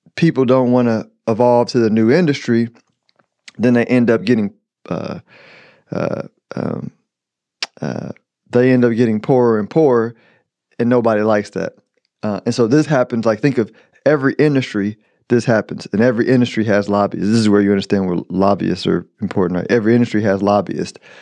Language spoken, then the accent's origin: English; United States; as an American